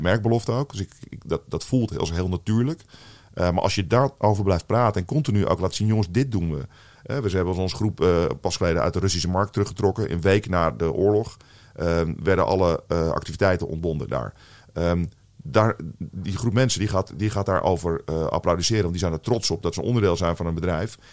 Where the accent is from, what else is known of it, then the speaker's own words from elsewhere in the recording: Netherlands; Ik als, eh, als echte Nederlander die hier eh, vooral in Nederland heeft gewoond